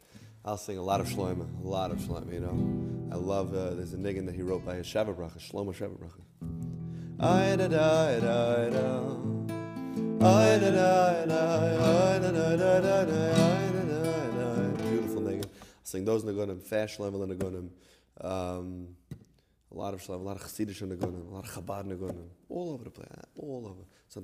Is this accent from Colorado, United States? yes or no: no; New York City, New York, United States; We grew up together in New York City.